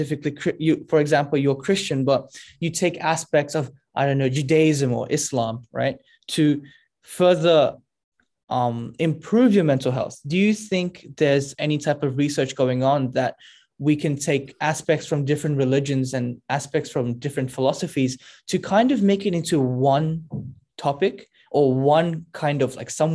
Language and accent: English; Australia; as an Australian